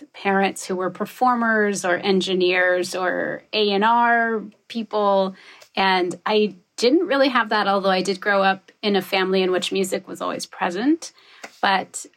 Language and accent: English; Wyoming, United States; moved away; also born or lived in New York City / Bay Area; I grew up in Wyoming